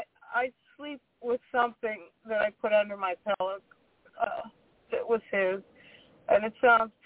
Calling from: Pittsburgh, Pennsylvania, United States; I'm calling from Pittsburgh, Pennsylvania.

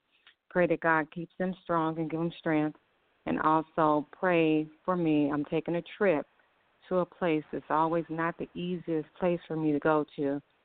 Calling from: Arizona, United States; I'm calling from, I'm calling from Arizona

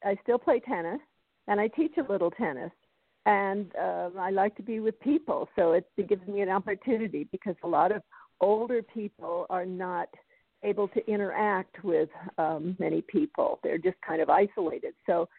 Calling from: Colorado, United States; I'm calling in from Colorado.

